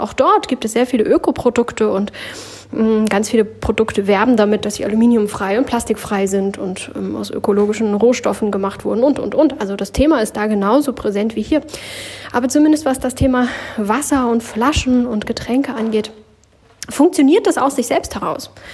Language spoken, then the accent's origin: German; Germany; bei uns in Deutschland